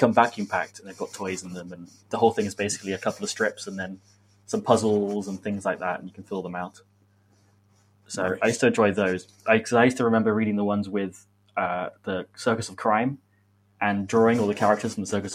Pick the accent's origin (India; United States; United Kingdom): United Kingdom; Oxford, South East England; moved away; I am originally from Oxford